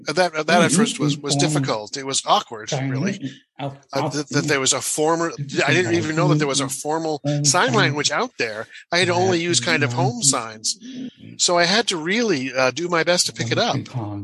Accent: Washington, United States; also born or lived in Texas; I was born in Texas. And my father was a Southern Baptist minister. My mother was an English and literacy teacher. And then we moved to Washington State to open a church there.

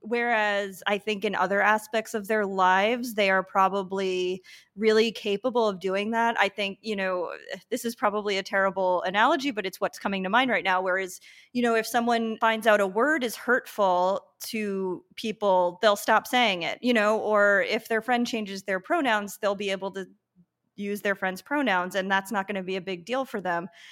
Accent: Long Island, New York, United States; moved away as an adult; also born or lived in Brooklyn, New York; now in San Juan, Puerto Rico; I grew up on Long Island

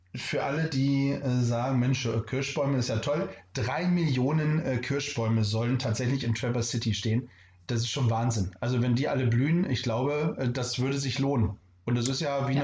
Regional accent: Northern Germany, Germany; wie man hier bei uns im Norden sagt, moin

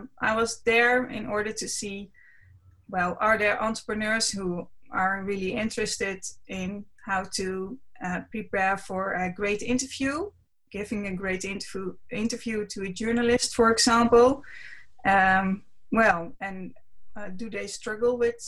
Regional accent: Netherlands; English is a second language; I'm from the Netherlands. I live in a city near Amsterdam. The city is called Almere.

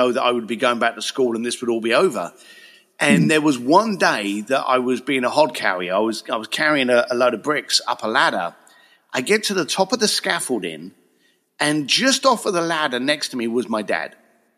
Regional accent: Reading, South East England, United Kingdom; moved away as an adult; also born or lived in Basingstoke / Leytonstone; now in Los Angeles, United States; born in Reading, lived in Basingstoke and Leytonstone, and then from a very early age, as we were just chatting about, just buggered off out of UK

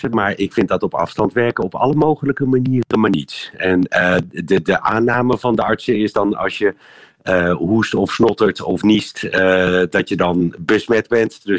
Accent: Netherlands; now in Brussels, Belgium; Ja, en over mijn eigen land.

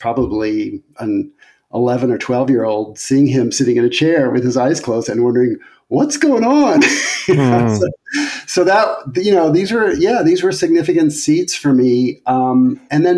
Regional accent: New York City, New York, United States; I grew up in New York City, and I was born in 1964, and was born and raised in New York

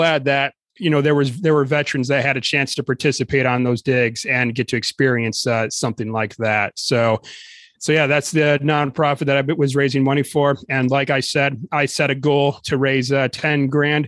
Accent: Lower Peninsula, Michigan, United States; growing up in the Lower Peninsula, I was just used to Michigan being flat farmland for the most part.

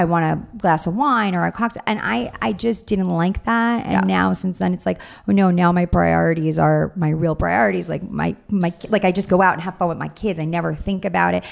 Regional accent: Long Island, New York, United States; moved away as an adult; now in Orange County, United States; I'm from Long Island

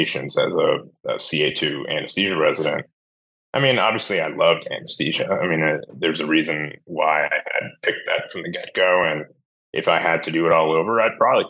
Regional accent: Charlotte, North Carolina, United States; I started this practice in my hometown of Charlotte, North Carolina

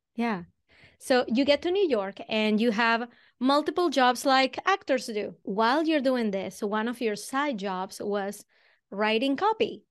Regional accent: Venezuela; accent: Venezuelan; moved away as an adult; now in Boston, United States; I'm originally from Venezuela. That's where the accent comes from.

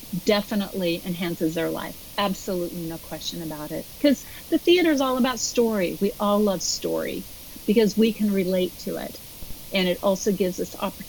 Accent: Portland, Oregon, United States; I'm from Portland, Oregon

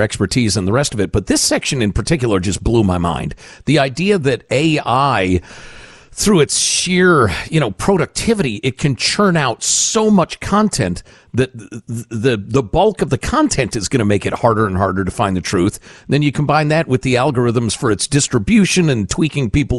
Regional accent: Chicago, Illinois, United States; I grew up in Chicagoland surrounded by Polish Americans

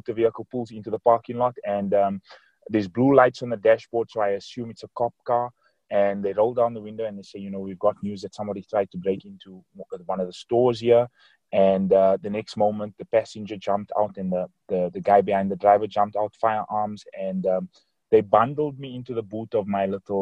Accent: Johannesburg, Gauteng, South Africa; I'm from Johannesburg, South Africa.

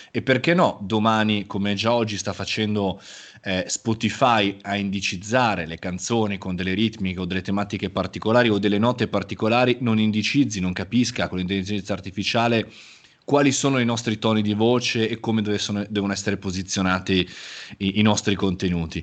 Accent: Milan, Lombardy, Italy; sono nato nella città di Milano come milanese imbruttito

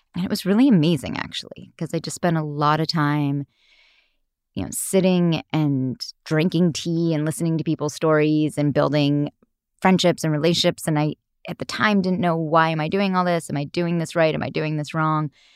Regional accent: Los Altos Hills, California, United States; I grew up in Los Altos Hills

